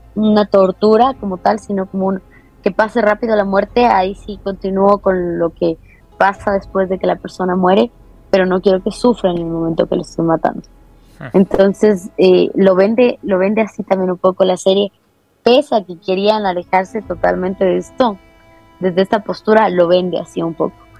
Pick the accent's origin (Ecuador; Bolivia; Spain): Ecuador; como ecuatorianos